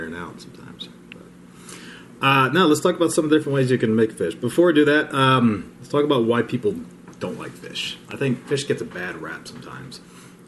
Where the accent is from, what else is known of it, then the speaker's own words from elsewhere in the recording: Cincinnati, Ohio, United States; we grew up in Cincinnati